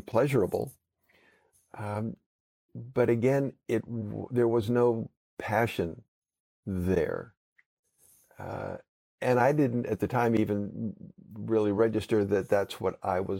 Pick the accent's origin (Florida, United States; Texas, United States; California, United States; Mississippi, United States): California, United States; Southern; growing up in Southern California